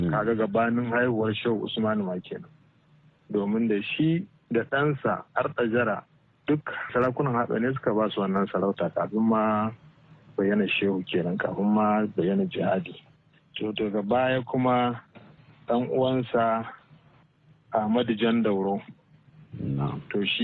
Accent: Tattarawa, Kano State, Nigeria

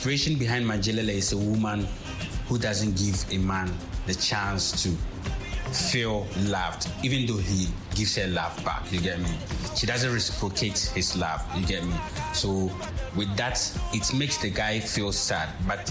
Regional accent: Tamale, Northern Region, Ghana; I was born and bred in Tamale.

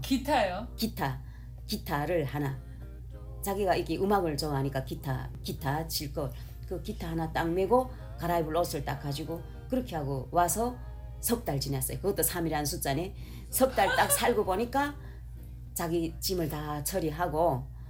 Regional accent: North Korea; now in Los Angeles, United States; 내가 북한 여잔데

